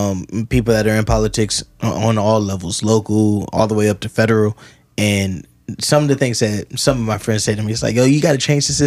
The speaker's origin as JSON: {"language": "English", "town": "Columbus", "region": "Ohio", "country": "United States", "tie": "born or raised there", "said": "I grew up on Parsons and Livingston."}